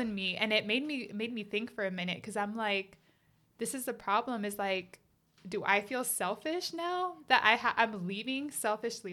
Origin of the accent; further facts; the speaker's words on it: United States; I grew up in America, too.